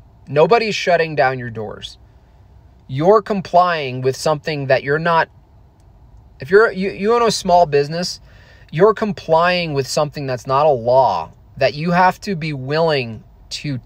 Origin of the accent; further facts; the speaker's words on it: Hunter, New York, United States; In New York, I grew up in the Catskill Mountains, a little ski town called Hunter Mountain.